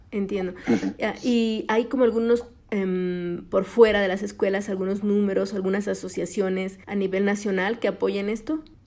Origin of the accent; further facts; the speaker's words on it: Mexico; lo pachanguero que somos los mexicanos